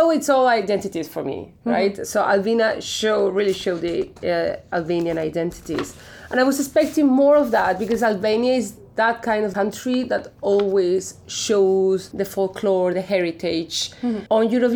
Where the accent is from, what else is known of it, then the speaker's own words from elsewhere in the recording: Spain; we're from Spain